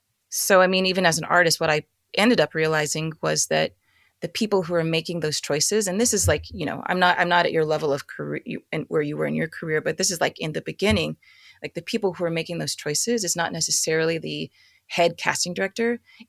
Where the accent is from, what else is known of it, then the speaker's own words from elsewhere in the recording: Philippines; I'm Filipino.